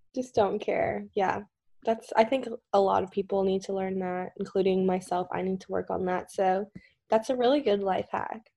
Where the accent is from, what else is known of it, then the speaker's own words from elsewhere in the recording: Kentucky, United States; I'm just from Kentucky